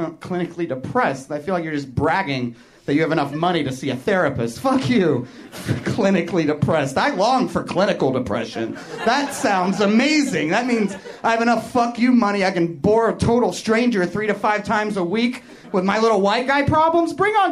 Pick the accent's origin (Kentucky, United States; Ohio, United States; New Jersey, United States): Kentucky, United States; moved away; also born or lived in Chicago; I came here from Chicago, but I'm originally from Kentucky.